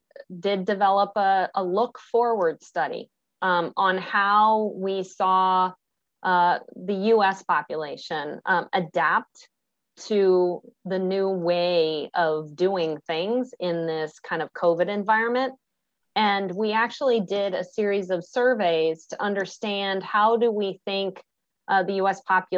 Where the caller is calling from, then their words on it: Virginia, United States; I am in the beautiful Northern Virginia area, so just outside DC, and have been here for quite some time, and happy to be with you.